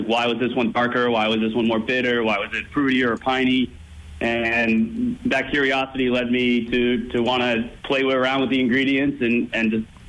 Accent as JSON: {"language": "English", "area": "Bucks County, outside Philadelphia", "region": "Pennsylvania", "country": "United States", "tie": "born or raised there", "moved": "yes", "lives_now": "Boston, United States", "said": "I'm actually from PA. I grew up outside of Philadelphia in Bucks County"}